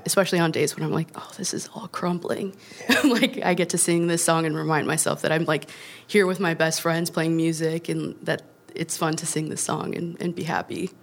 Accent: Chicago, Illinois, United States; we're from Chicago

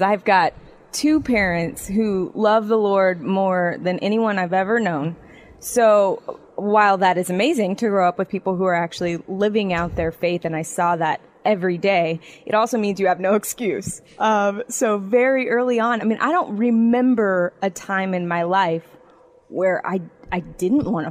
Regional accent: Phoenix, Arizona, United States; it started in inner city Phoenix

